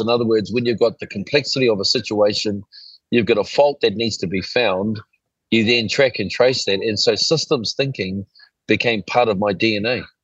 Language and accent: English; Auckland, New Zealand; when we were growing up in Ponsonby